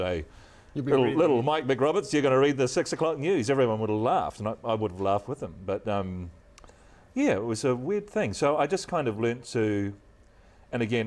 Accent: Christchurch, Canterbury, New Zealand; moved away; I grew up in Christchurch, of course, and have maintained that loyalty.

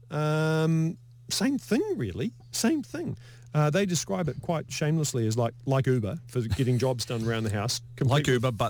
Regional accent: Lower Hutt, Wellington, New Zealand; I'm from Lower Hutt, so I'm going.

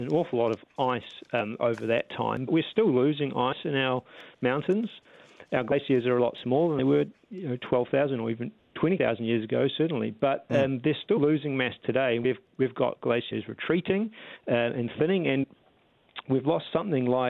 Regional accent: Wellington, New Zealand; I'm from Wellington

